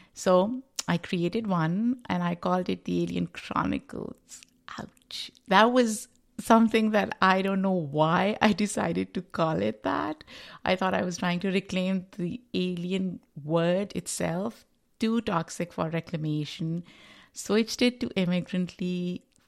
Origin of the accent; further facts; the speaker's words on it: Pakistan; moved away as an adult; now in New York, United States; I am a Pakistani immigrant living in the United States, um, New York